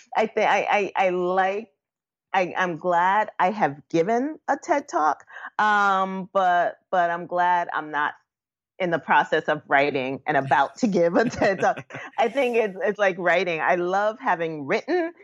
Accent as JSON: {"language": "English", "town": "New York City", "region": "New York", "country": "United States", "tie": "born or raised there", "said": "me growing up in Bushwick"}